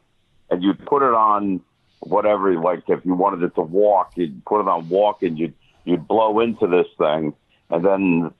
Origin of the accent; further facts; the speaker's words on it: Guatemala; moved away; Guatemala is where I grew up.